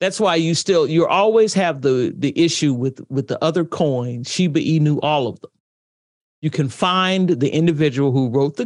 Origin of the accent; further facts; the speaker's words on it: United States; As an American